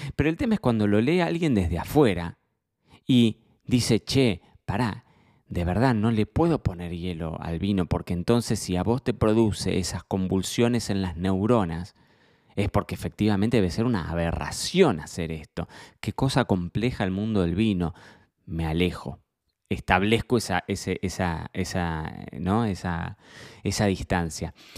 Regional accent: Argentina; para mí como argentino

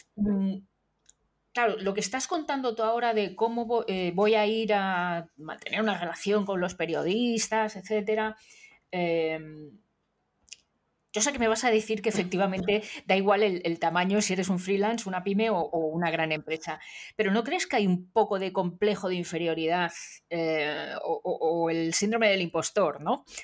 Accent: Madrid, Community of Madrid, Spain; en mi pueblo, que es el mismo pueblo de, Nuria Prieto, de, Madrid

